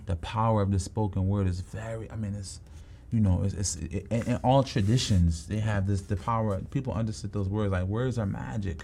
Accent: Philadelphia, Pennsylvania, United States; I'm from Southwest Philly

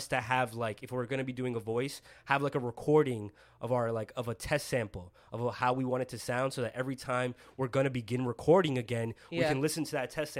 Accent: United States; accent: American; I sound American

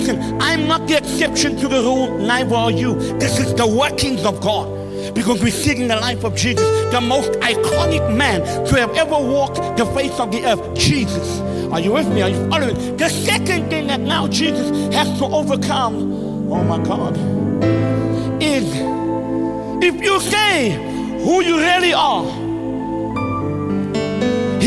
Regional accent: South Africa; moved away as an adult; also born or lived in Great Britain; now in United Kingdom; I'm South African to the core

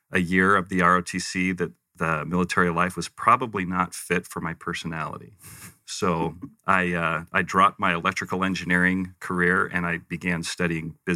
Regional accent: Western US, United States; also born or lived in Provo; I, I, refer to myself as a Western mutt because I kind of grew up all over the West. I was born uh, Provo

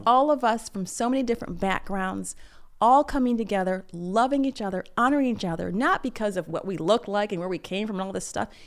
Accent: Michigan, United States; I grew up in Michigan

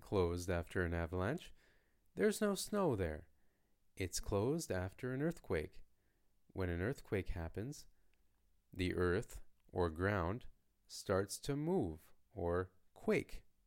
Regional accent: Canada; first language English; from Canada

